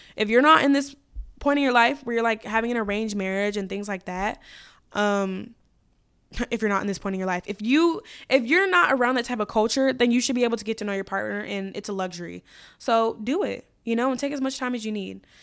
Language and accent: English; United States; as an American woman